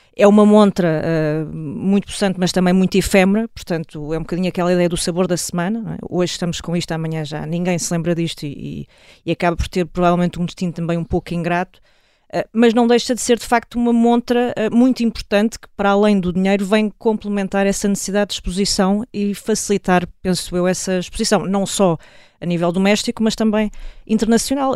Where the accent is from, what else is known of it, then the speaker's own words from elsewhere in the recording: Ribatejo, Portugal; sou, sou ribatejana